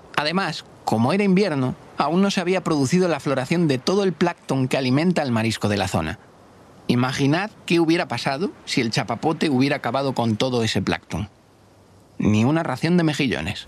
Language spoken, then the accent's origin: Spanish; Galicia, Spain; la gente de Galicia, mi tierra